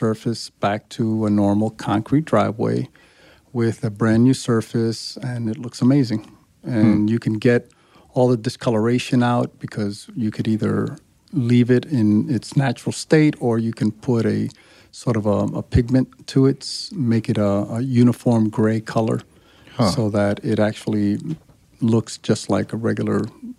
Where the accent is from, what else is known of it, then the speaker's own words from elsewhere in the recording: New York, United States; also born or lived in Chicago; Born in Chicago, grew up in New York.